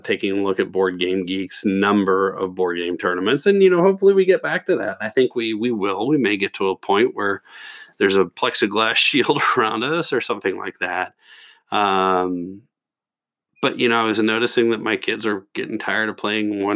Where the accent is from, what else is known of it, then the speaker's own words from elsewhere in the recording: Kentucky, United States; I'm from Kentucky